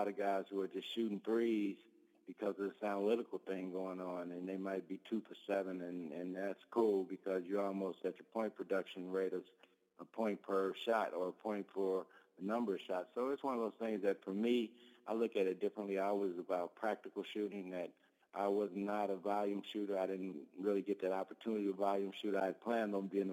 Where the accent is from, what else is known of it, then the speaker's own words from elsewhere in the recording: Park Forest, Illinois, United States; here in Park Forest in my hometown at my alma mater high school, Rich East High School